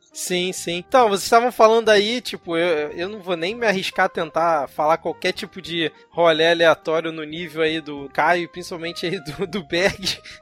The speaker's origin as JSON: {"language": "Portuguese", "region": "Rio de Janeiro", "country": "Brazil", "said": "eu, como um bom carioca, né, em São Paulo"}